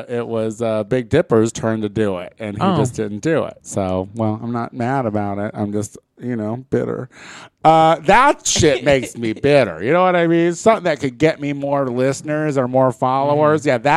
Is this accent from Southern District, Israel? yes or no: no; Tel Aviv, Tel Aviv District, Israel; The problem is, I'm from Tel Aviv, Israel, and there is not enough Tony around.